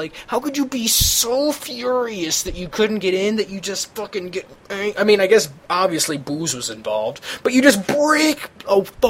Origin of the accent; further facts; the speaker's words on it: St. Louis, Missouri, United States; growing up in St. Louis